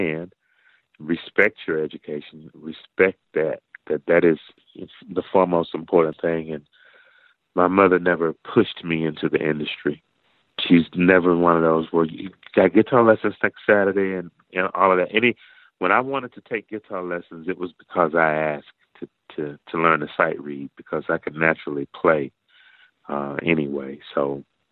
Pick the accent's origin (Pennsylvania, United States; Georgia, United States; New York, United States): Georgia, United States; Macon; I am from Macon, Georgia